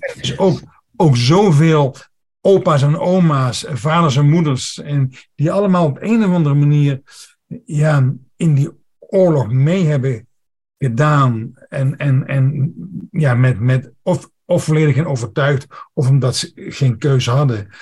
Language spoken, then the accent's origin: Dutch; Netherlands; Ik ben opgegroeid bij de Duitse grens, dus mijn, mijn Duits is ook redelijk goed